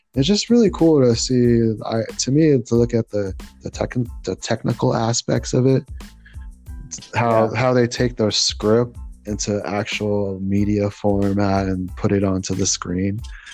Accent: United States; You know, that's a really good question because being Filipino American.

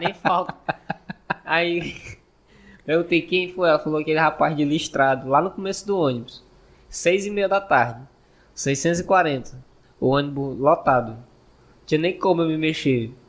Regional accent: Northeast Region, Brazil; accent: nordestino; meu sotaque de sé que eu, que eu sou nordestino

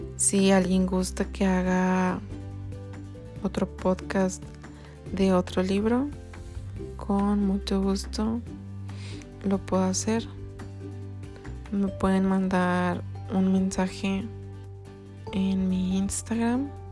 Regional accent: Mexico; also born or lived in Ireland / Canada; Soy mexicana, tengo 28 años

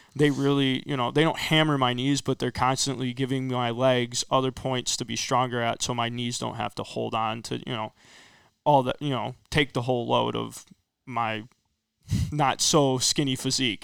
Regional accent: Rockford, Illinois, United States; also born or lived in Winnebago; I'm originally from Rockford. I ended up moving out to Winnebago, my freshman year of high school.

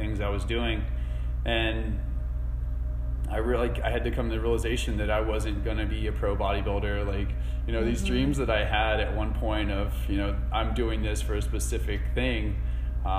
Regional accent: Asheville, North Carolina, United States; I grew up here in Asheville.

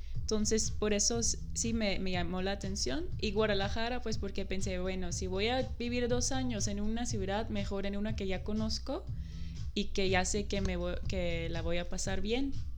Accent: Netherlands; Spanish is a second language; moved away as an adult; now in Mexico; cuando voy a regresar a Holanda

